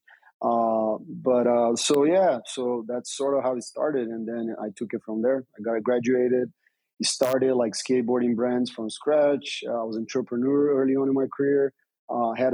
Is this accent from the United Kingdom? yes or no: no; Brazil; also born or lived in United States; I'm a former pro skater from Brazil. I was born in Brazil, became a U.S. citizen, so I have dual citizenship.